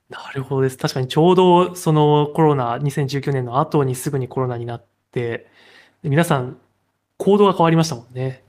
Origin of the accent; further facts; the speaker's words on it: Kansai, Japan; now in Tokyo, Japan; 関西に住んでた頃は、まあ、関西出身なんですけれど